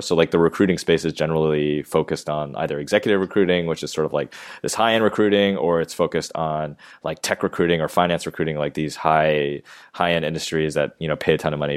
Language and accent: English; Maryland, United States; moved away as an adult; also born or lived in Georgia / New York; now in Los Angeles, United States; I grew up in Maryland, right outside of D C